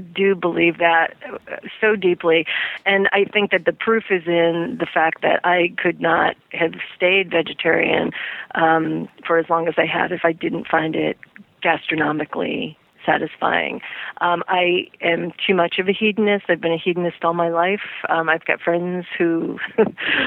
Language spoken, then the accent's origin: English; Midwest, United States; since I grew up in the Midwest